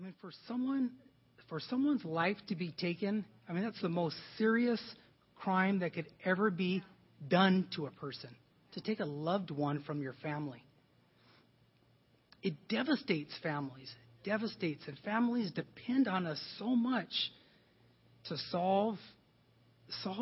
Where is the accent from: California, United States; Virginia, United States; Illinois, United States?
California, United States; Los Angeles; where I grew up in Wilmington